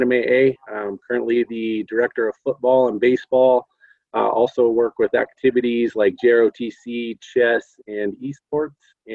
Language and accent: English; Albuquerque, New Mexico, United States; I am here from New Mexico. I went to Manzano High School